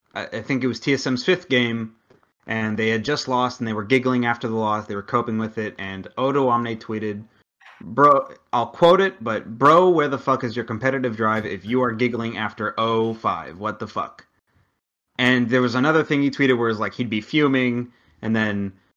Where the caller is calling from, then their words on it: Dallas, Texas, United States; I'm calling from Dallas.